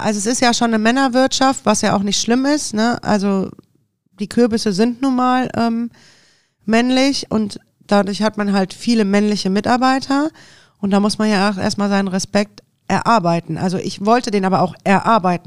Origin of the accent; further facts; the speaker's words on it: Düsseldorf, North Rhine-Westphalia, Germany; also born or lived in Deidesheim / Munich / Sylt; als echte Düsseldorferin da zu leben